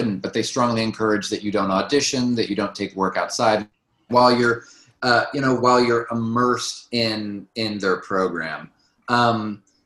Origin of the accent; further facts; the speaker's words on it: St. Joseph, Missouri, United States; moved away as an adult; also born or lived in Chicago; now in New York, United States; I was born and raised in St. Joe.